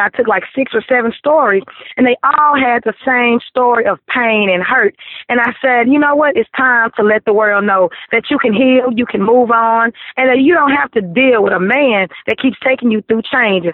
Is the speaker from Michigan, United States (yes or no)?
no; Vivian, Louisiana, United States; I am from Vivian, Louisiana.